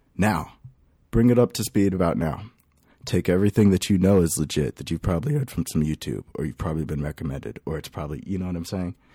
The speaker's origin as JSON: {"language": "English", "town": "Lake Elsinore", "region": "California", "country": "United States", "lives_now": "Temecula, United States", "said": "I come from California. I, uh, I, I really, really come from Lake Elsinore. I, then I moved over to Temecula, and that's where I'm chilling"}